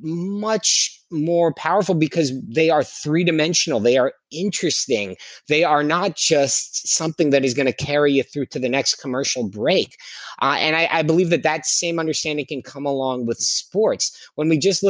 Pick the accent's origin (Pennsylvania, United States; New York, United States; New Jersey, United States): Pennsylvania, United States; Philadelphia; I grew up mostly in Philadelphia